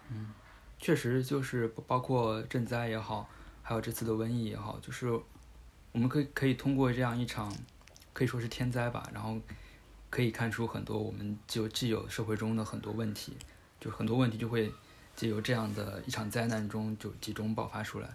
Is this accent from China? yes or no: yes; Hubei, China; 我是湖北人